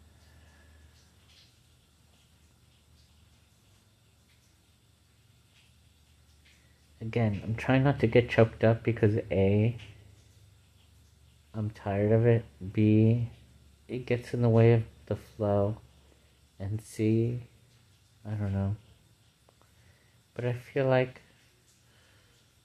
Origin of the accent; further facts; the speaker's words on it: United States; I'm an American